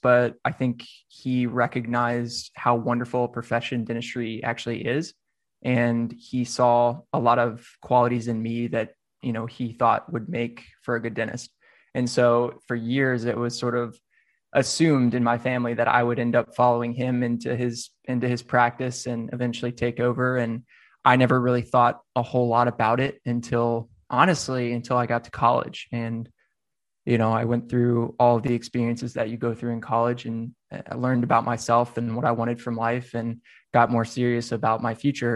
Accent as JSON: {"language": "English", "town": "Nashville", "region": "Tennessee", "country": "United States", "tie": "born or raised there", "said": "I'm from Nashville, so I considered Meharry. Um, just right down that's actually like 10 minutes from where I grew up."}